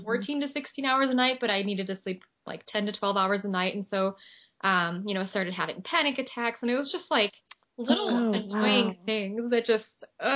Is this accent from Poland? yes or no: yes; Poland; I'm a Chernobyl child, so I was born in Poland and lived very close to the Ukrainian border.